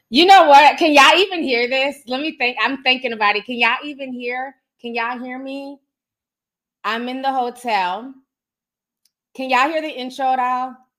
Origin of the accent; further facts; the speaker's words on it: Minnesota, United States; I'm from Minnesota. You know what I'm saying? Midwest